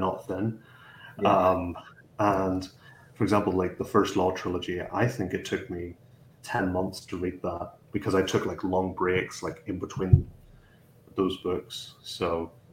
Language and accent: English; Ballymena, Northern Ireland, United Kingdom; I'm from this small. It's a smaller town. It's called Ballymena in County Antrim. So I'm from Northern Ireland rather than the Republic